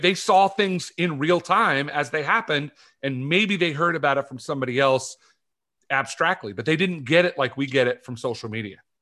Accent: California, United States; moved away; I grew up in California

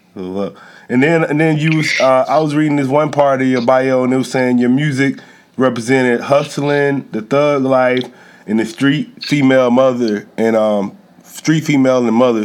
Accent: Columbus, Mississippi, United States; I grew up in Columbus, Mississippi, so that's like northeast Mississippi.

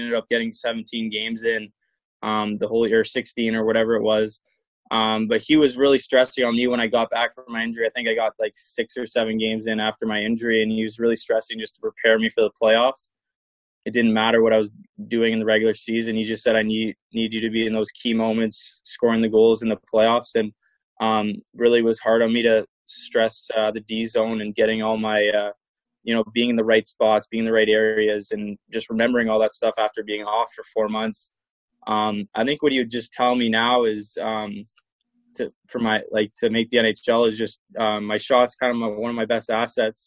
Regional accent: Ottawa, Ontario, Canada; to move back home

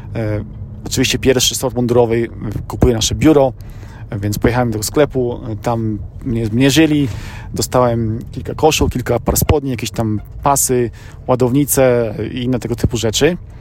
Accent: Poland; moved away as an adult; now in United States; ja urodziłem się w Polsce, mieszkałem przez pierwsze 23 lata życia w Polsce

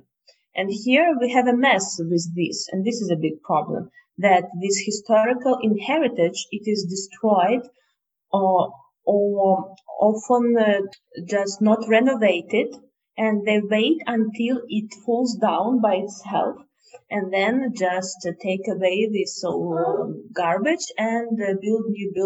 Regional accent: Moscow, Russia; we are from Moscow and we live in Moscow.

